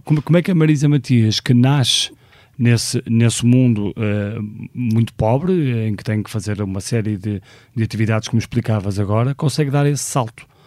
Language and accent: Portuguese; Porto, Porto District, Portugal; nasci no Porto